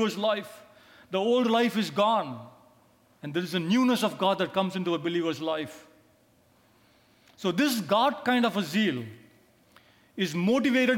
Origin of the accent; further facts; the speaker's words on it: India; I come from India